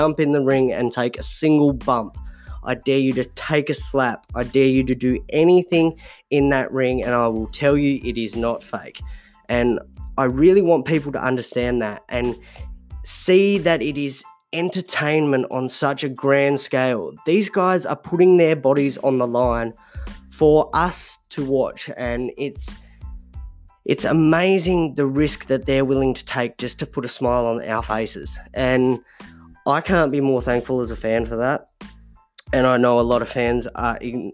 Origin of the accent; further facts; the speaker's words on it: Tasmania, Australia; So I'm from Tasmania